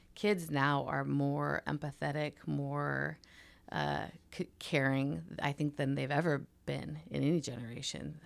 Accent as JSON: {"language": "English", "region": "Washington", "country": "United States", "tie": "born or raised there", "also_born_or_lived": "Oregon", "moved": "yes", "said": "I grew up in Washington State"}